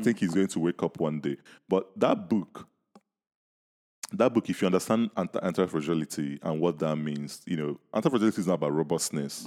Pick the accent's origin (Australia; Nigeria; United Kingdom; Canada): Nigeria; when I was growing up in Ni-, in Nigeria